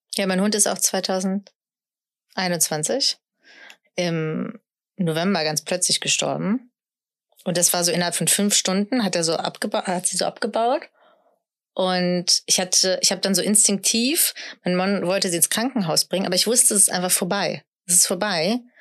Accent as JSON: {"language": "German", "area": "Sauerland", "region": "North Rhine-Westphalia", "country": "Germany", "said": "ich komme aus dem Sauerland, also ich bin schon sehr deutsch, äh, katholisch sozialisiert"}